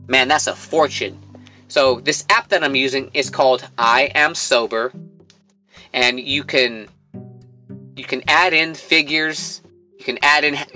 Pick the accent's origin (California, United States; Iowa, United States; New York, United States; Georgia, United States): California, United States; Livermore; my hometown of Livermore, California